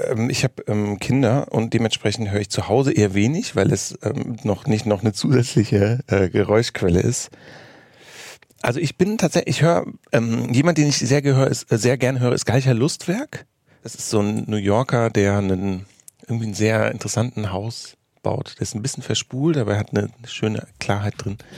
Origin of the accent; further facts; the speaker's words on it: Germany; mein allerersten Auftritt 2007 außerhalb von Deutschland war lustigerweise in Tel Aviv, was ich als Deutscher tatsächlich irgendwie beeindruckend fand.